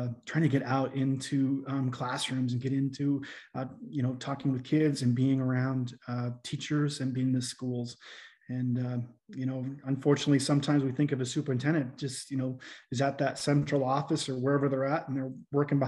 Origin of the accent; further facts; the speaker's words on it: Fort Benton, Montana, United States; also born or lived in Great Falls, Montana / Corvallis, Montana; I grew up in Fort Benton, Montana